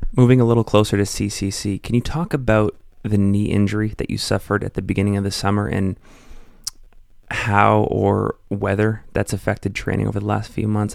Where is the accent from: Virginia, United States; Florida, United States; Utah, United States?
Utah, United States; Salt Lake City; based here in my hometown of Salt Lake City, Utah.